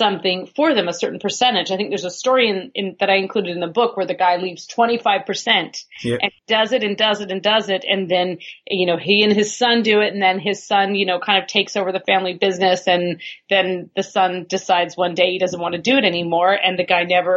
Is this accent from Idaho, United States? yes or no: no; Northern California, United States; where I grew up in California was mining territory, was the foothills in Northern California